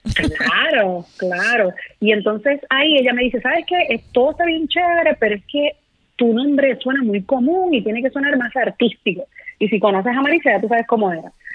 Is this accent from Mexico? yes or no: no; Puerto Rico; moved away as an adult; los mejores escenarios de mi isla